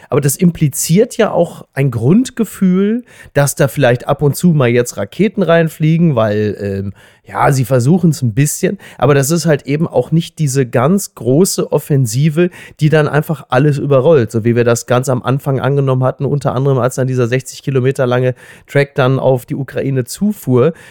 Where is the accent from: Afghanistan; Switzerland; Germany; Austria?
Germany; als Deutscher